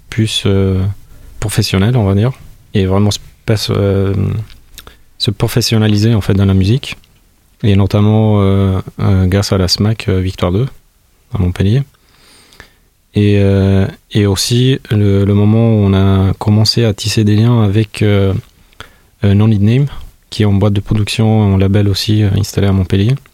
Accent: Tirana, Tirana County, Albania; now in France; je viens de l'Albanie. Je viens de, Tirana, qui est la capitale de l'Albanie. Alors je suis venu au, début à Toulouse.

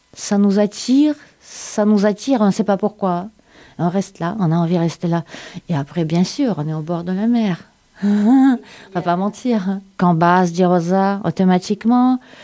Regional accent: Saint Petersburg, Russia; French is a second language; moved away as an adult; also born or lived in Siberia / Ukraine / Moscow; now in Sète, France; je suis née en Sibérie. À l'âge d'un an, mes parents m'amenaient à Saint-Pétersbourg. Mon adolescence à Saint-Pétersbourg

